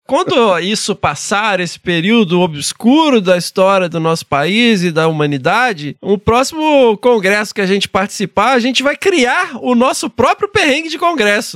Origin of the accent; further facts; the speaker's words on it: interior of Minas Gerais, Brazil; lá no interior de Minas, onde eu cresci